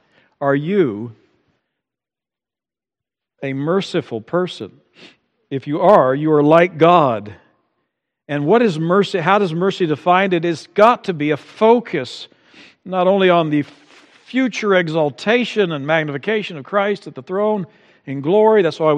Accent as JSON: {"language": "English", "region": "Amazon", "country": "Brazil", "tie": "born or raised there", "said": "Growing up in Brazil, along the banks of the Amazon, for me it's soccer, and maybe I enjoy lots of other things that come with growing up in that environment."}